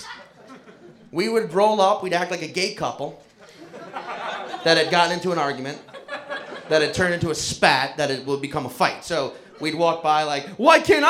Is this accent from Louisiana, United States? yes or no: yes; New Orleans, Louisiana, United States; I was born and raised in New Orleans, Louisiana.